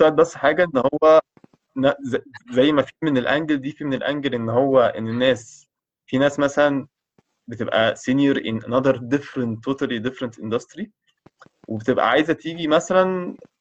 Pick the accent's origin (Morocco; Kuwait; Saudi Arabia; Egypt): Egypt